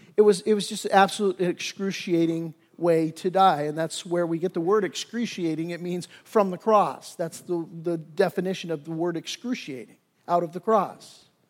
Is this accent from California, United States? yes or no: yes; Torrance, California, United States; I grew up in the South Bay down in Torrance